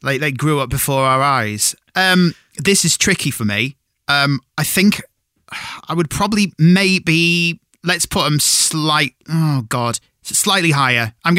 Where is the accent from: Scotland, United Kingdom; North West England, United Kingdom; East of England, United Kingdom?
North West England, United Kingdom; Cumbria; moved away; I'm from Cumbria originally